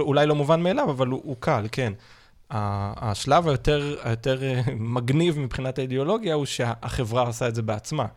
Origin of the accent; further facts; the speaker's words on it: Israel; כולנו כישראל, בטח כישראלים